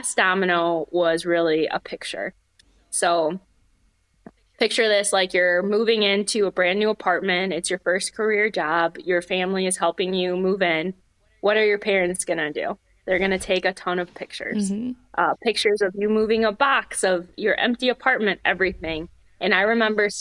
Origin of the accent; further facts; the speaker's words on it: Michigan, United States; moved away as an adult; also born or lived in Upper Peninsula, Michigan; now in Northwest Indiana, United States; I grew up in Michigan and I moved to the Upper Peninsula for college